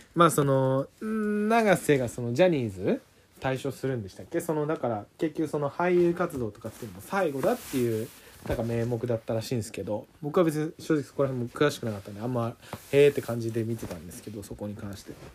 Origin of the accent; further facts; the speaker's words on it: Tokyo, Japan; 僕ら東京で育ってきたというかまあ東京というかその町で育ってきた人間